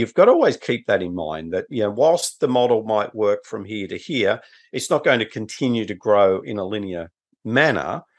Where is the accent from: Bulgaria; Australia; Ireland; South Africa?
Australia; Newcastle, New South Wales; my hometown of Newcastle